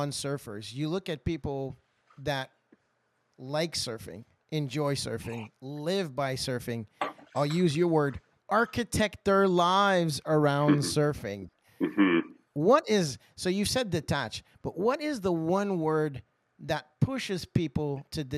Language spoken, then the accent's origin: English; Nova Scotia, Canada; So I was born and raised in Nova Scotia, and I grew up on a fishing charter